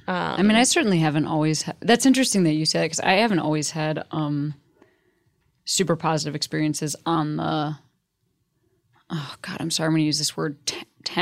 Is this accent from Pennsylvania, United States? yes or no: no; Chicago, Illinois, United States; Oh, I'm from Chicago.